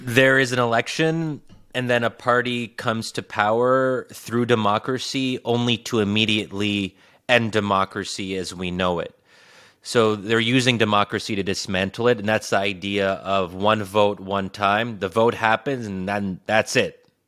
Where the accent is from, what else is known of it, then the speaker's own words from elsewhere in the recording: United States; I'm American, that I was born and raised in this country